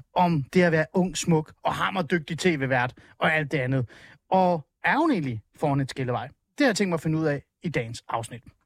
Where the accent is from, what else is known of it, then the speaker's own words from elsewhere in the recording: Hornbæk, Capital Region of Denmark, Denmark; also born or lived in Helsingør; jeg er jo fra Helsingør. Altså, i virkeligheden så er jeg fra Hornbæk, meget Nordsjælland